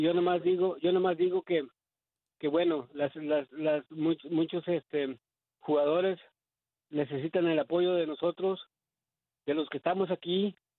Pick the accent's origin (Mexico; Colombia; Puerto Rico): Mexico; yo soy mexicano